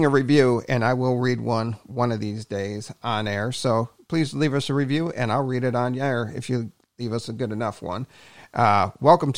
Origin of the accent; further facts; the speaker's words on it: Cleveland, Ohio, United States; I grew up in the Cleveland area.